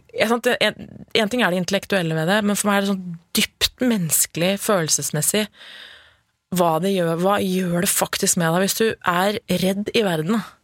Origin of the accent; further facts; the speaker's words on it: Lillehammer, Innlandet, Norway; Født og oppvokst på Lillehammer og har familie der.